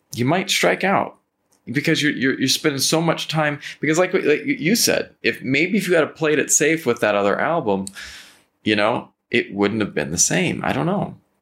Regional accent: Napa Valley, California, United States; moved away; I'm from the Napa Valley. I, I grew up in the Napa Valley.

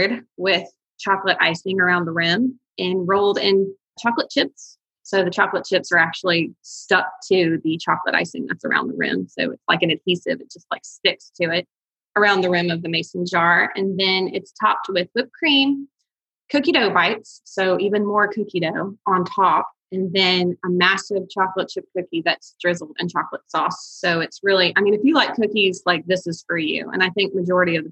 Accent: Huntsville, Alabama, United States; I'm actually from Huntsville

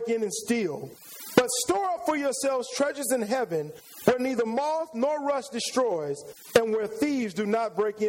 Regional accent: San Antonio, Texas, United States; moved away as an adult; now in Houston, United States; I came to Houston a long time ago to go to school. I'm originally from San Antonio, Texas

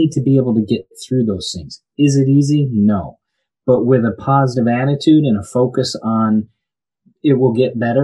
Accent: Birmingham, Michigan, United States; moved away as an adult; now in Florida, United States; I'm originally from Birmingham, Michigan, grew up there

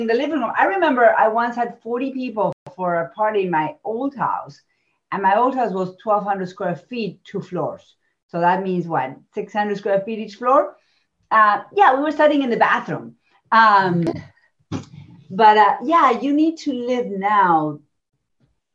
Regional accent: Argentina; moved away; I come from Argentina. I was raised there.

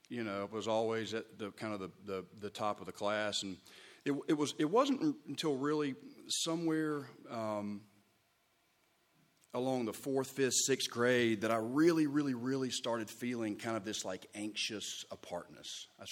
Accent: Charleston, South Carolina, United States; born there; also born or lived in San Antonio, Texas; I was born in Charleston, South Carolina, 1982, 37 years old.

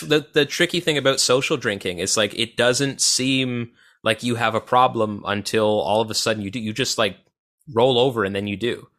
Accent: Odessa, Ontario, Canada; it was Odessa, Ontario, with a population of eight hundred people

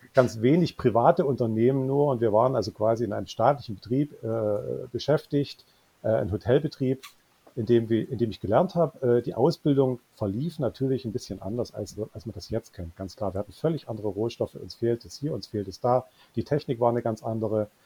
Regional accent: Löbau, Saxony, Germany; now in Dresden, Germany; Ich bin gebürtiger Oberlausitzer und ich nehme es jetzt gar niemandem übel, dass äh, meine Heimatstadt Löbau

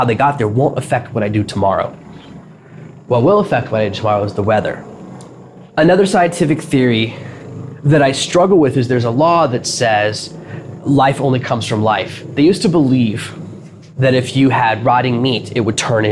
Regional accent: Nashville, Tennessee, United States; moved away; where I grew up in Nashville

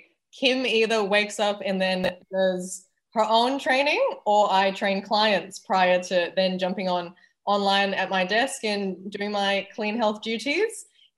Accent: Malaysia; accent: slight cross between Canadian, American, Australian; But so I am Malaysian with British roots. And the accent is a slight cross between Canadian, American, Australian, but I went to an international school.

